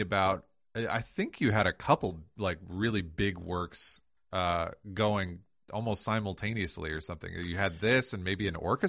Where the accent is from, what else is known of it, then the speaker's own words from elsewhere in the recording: Toledo, Ohio, United States; growing up in Northwest Ohio in Toledo, you know, I was 10 minutes from the border.